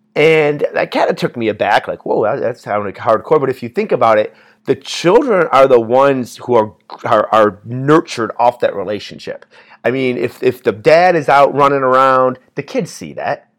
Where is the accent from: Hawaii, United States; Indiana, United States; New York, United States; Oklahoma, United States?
Indiana, United States; we're from Indiana